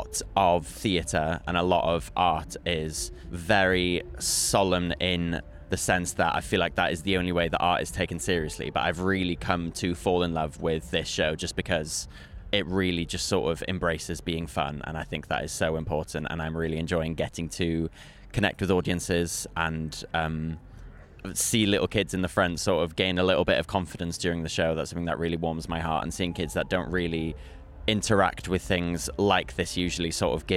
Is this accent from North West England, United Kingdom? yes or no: no; Pwllheli, Wales, United Kingdom; I'm from Pwllheli